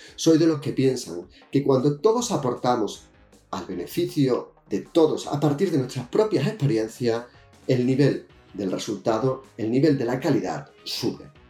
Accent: Jerez de la Frontera, Andalusia, Spain; now in Balearic Islands, Spain; desde 1966, cuando nací en Jerez de la Frontera

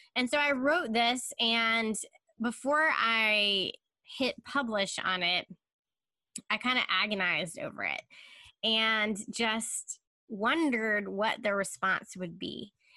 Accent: Charlotte, North Carolina, United States; also born or lived in Chicago, Illinois; now in Durham, United States; I am originally from Charlotte.

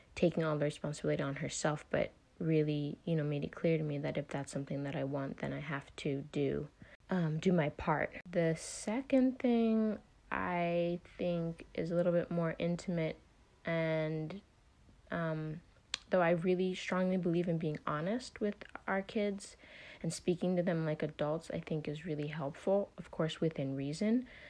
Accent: United States; also born or lived in Netherlands; I am American

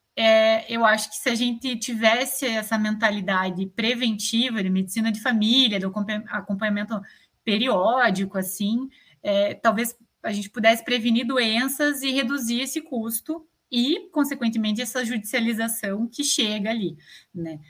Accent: Brazil; enquanto cidadão, né, enquanto brasileiro

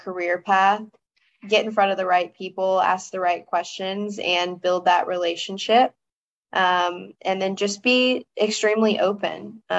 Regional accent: the South, United States; And my hometown is just like the South. That's all I can explain it as, is just the South. So little small town out in the middle of nowhere.

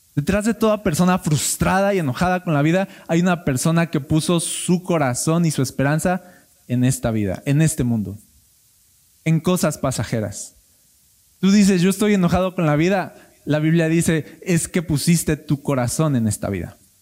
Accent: Mexico; somos mexicanos

